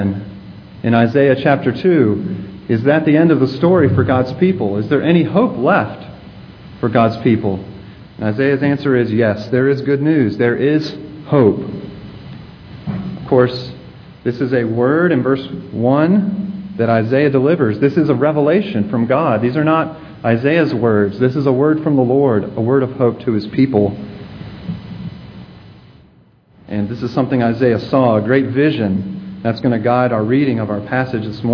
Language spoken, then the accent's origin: English; Virginia, United States; I'm from Virginia, and we have some mountains in Virginia, the Blue Ridge Mountains.